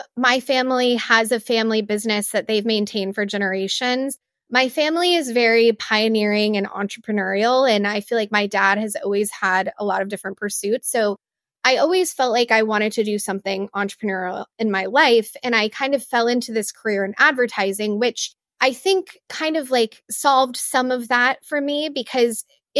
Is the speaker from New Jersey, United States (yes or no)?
no; Texas, United States; I grew up in Far West Texas, and my family has a multi-generational ranch out there.